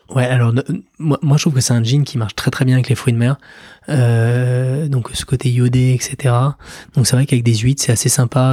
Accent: France; en tant que français

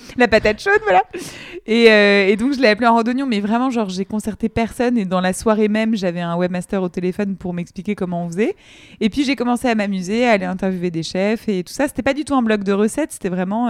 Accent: Colombes, Île-de-France, France; j'ai grandi à Colombes en, banlieue parisienne

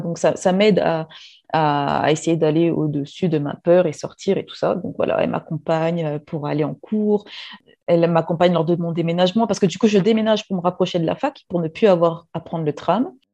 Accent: Réunion; moved away as an adult; also born or lived in metropolitan France; je suis réunionnaise, je vis actuellement euh, à La Réunion

